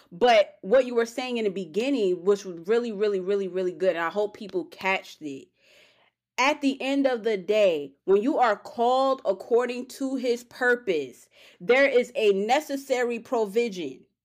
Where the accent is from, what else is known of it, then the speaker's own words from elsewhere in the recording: New York, United States; I'm from New York